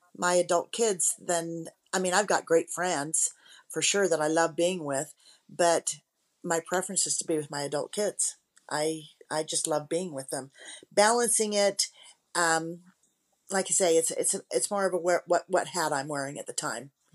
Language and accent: English; Rexburg, Idaho, United States; also born or lived in Boise, Idaho; I grew up in the Rexburg, Idaho area.